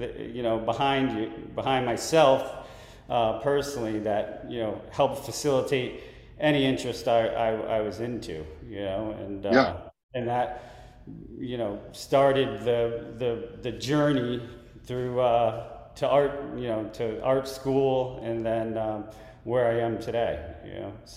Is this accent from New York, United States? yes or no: yes; Westchester County, New York, United States; moved away; I grew up in Westchester, New York, so Westchester County down by New York